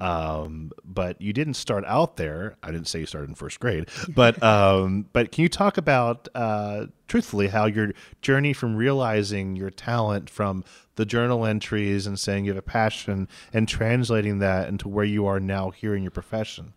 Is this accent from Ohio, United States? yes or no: yes; Cincinnati, Ohio, United States; I'm from Cincinnati